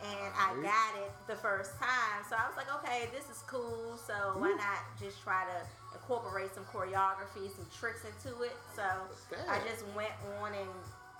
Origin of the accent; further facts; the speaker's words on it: Washington, District of Columbia, United States; I'm a native Washingtonian, born right. and raised Northwest DC.